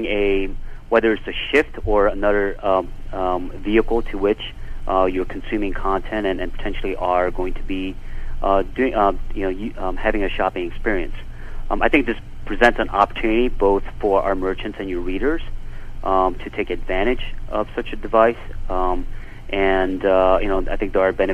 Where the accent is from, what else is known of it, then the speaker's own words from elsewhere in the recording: Chicago, Illinois, United States; growing up in Chicago